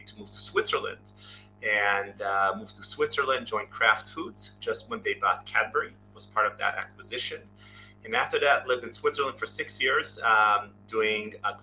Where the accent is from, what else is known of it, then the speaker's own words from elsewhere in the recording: Israel; moved away as an adult; now in United States; I'm obviously originally from Israel, moved in, did the Israeli route. We all go to high school, military.